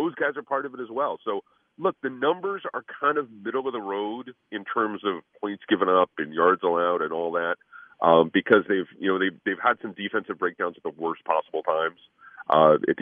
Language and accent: English; Connecticut, United States; I grew up in Connecticut as one of those snot-nosed kids playing street hockey